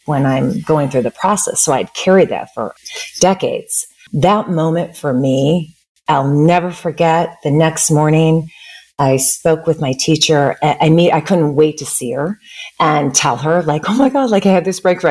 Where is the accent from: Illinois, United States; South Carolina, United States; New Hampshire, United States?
Illinois, United States; Chicago; also born or lived in Bay Area, California; now in Bend, United States; I'm originally from the Midwest, from Chicago.